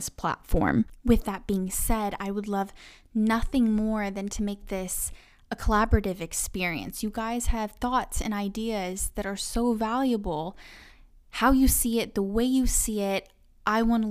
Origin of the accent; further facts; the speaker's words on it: Tulsa, Oklahoma, United States; I am from Tulsa, Oklahoma.